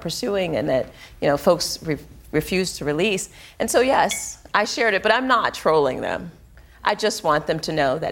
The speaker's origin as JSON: {"language": "English", "country": "United States", "tie": "born or raised there", "said": "I grew up in the Westlake Projects"}